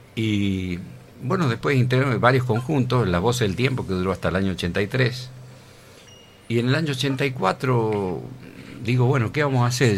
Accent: Tucumán, Argentina; moved away as an adult; now in Villa Carlos Paz, Argentina; soy tucumano

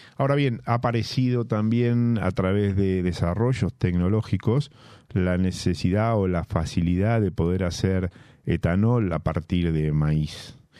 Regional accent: La Plata, Buenos Aires Province, Argentina; yo siendo platense y habiendo nacido en La Plata

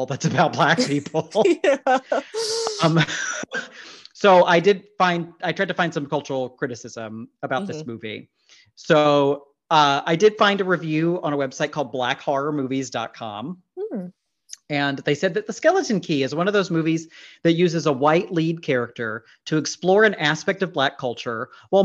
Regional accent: Mississippi, United States; I grew up maybe 30 minutes, 45 minutes from a plantation house in Mississippi

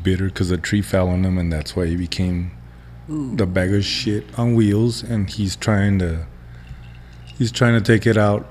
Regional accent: Texas, United States; I still love Texas. I mean, don't get me wrong. It's my home state.

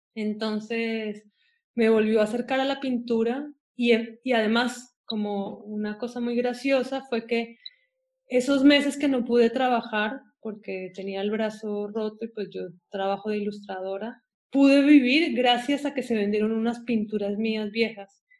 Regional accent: Ecuador; crecí en Ecuador

